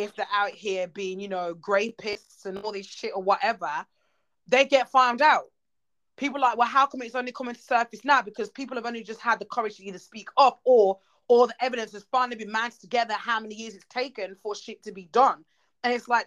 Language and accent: English; Jamaica; growing up, as you know, we're Jamaican.